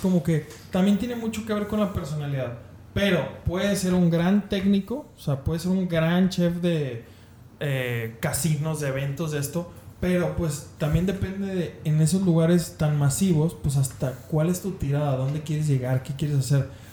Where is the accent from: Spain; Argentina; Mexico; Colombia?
Mexico; León, Guanajuato; Mi, mi familia es de Monterrey, yo soy de León, Guanajuato